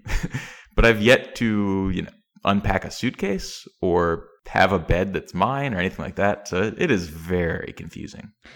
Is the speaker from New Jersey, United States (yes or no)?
no; East Tennessee, United States; I grew up in Tennessee